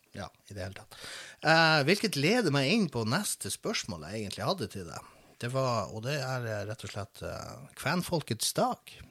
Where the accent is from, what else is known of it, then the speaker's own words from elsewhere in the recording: Båtsfjord, Finnmark, Norway; jeg vokste opp i Båtsfjord